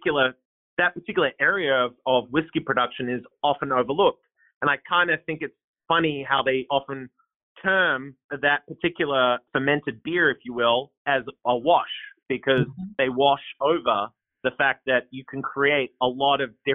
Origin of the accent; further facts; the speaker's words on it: Australia; accent: twang; moved away as an adult; now in Portland, United States; I don't have a Portland accent, but it's a little bit of a twang. So I moved here from Australia back in 2009.